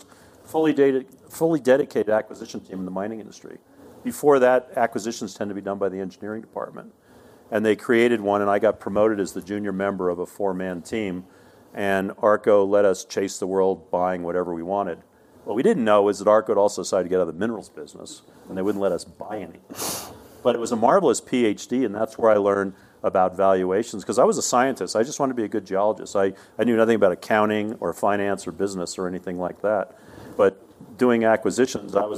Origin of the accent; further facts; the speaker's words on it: New Jersey, United States; moved away as an adult; also born or lived in Arizona; I was raised in New Jersey